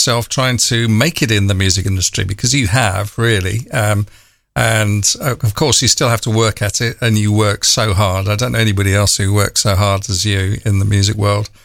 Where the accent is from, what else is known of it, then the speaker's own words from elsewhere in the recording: London, United Kingdom; now in France; I was born in London